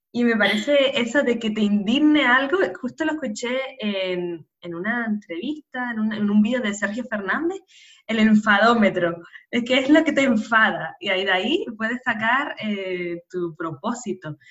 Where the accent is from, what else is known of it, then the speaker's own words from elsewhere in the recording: Canary Islands, Spain; nacida en Canarias